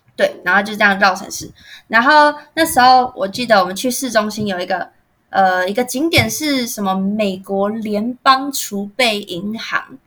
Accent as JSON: {"language": "Chinese", "country": "Taiwan", "accent": "Taiwanese", "said": "我们台湾人"}